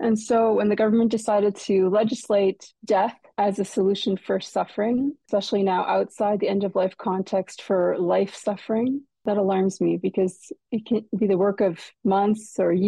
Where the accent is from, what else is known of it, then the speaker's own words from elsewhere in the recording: Quebec, Canada; moved away as an adult; now in London, Canada; I'm from McGill, I'm from Quebec